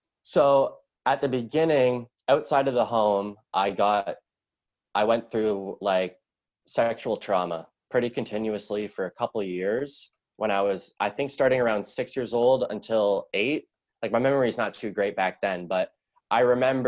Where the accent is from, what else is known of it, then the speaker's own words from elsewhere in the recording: Sutton, Ontario, Canada; also born or lived in Scarborough, Toronto; I was born in Scarborough, which is like a suburb of Toronto. After that, we moved to a town called Sutton. It's about an hour away, an hour north. And that's where I grew up in the formative years